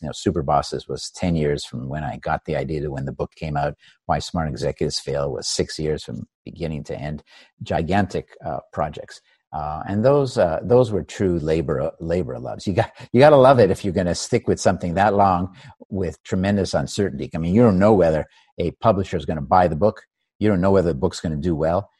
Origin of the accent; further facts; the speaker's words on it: Montreal, Quebec, Canada; I grew up in Canada, in Montreal.